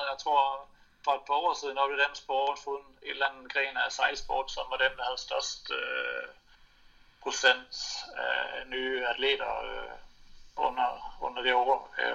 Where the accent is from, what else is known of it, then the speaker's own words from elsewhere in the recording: Denmark; moved away; når jeg er på besøg for familie og slægt hjemme i Danmark